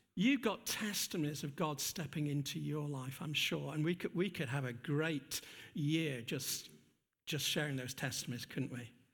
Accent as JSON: {"language": "English", "region": "England", "country": "United Kingdom", "said": "we're too English."}